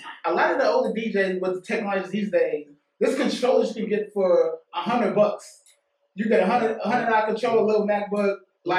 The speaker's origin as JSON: {"language": "English", "town": "New York City", "region": "New York", "country": "United States", "tie": "born or raised there", "said": "I'm from Bronx, New York."}